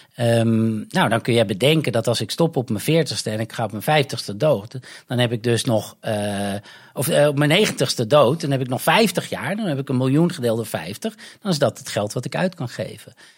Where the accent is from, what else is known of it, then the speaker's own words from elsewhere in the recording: North Holland, Netherlands; moved away as an adult; also born or lived in Amsterdam / London; now in Goa, India; Ik kom uit Noord-Holland